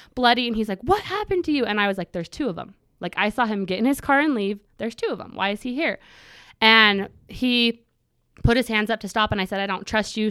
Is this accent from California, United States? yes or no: no; Pleasant Grove, Utah, United States; also born or lived in Cedar City, Utah; I grew up here in Pleasant Grove, just in Utah County.